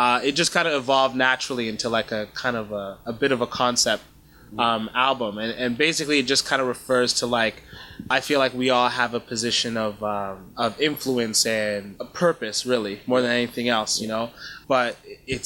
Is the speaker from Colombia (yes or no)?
no; Canada; also born or lived in Kenya / Rwanda; my family's from Rwanda originally. I was born in Kenya. And my sister was born in Uganda. We moved to Canada when my sister and I were young.